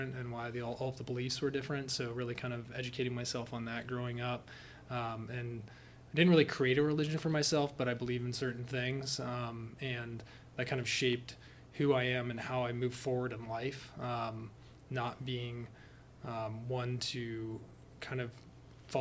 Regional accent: Athens, Ohio, United States; also born or lived in Portsmouth, Ohio / Kentucky / Tennessee; I actually grew up in Athens, Ohio. I was born in Portsmouth, lived in Kentucky

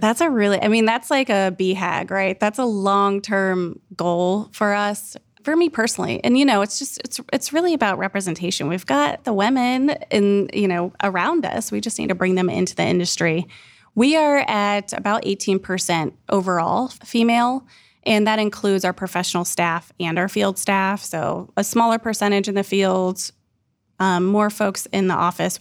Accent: Bellefontaine, Ohio, United States; now in Columbus, United States; I grew up in Bell Fountain, Ohio.

